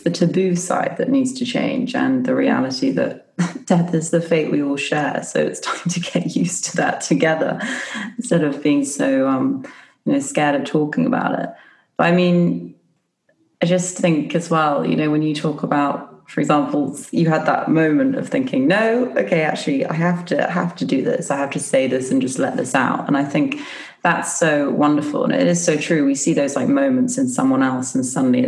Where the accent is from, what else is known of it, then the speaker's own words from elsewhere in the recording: United Kingdom; I'm British and I love my culture